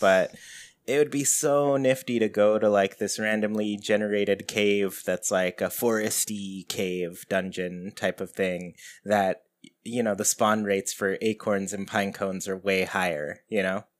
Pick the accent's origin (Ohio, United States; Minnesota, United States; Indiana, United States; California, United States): California, United States; Southern; I'm from Southern California